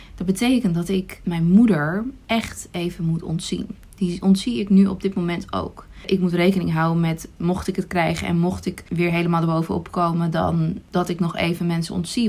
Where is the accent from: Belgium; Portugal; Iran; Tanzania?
Iran; now in Netherlands; geboren in Iran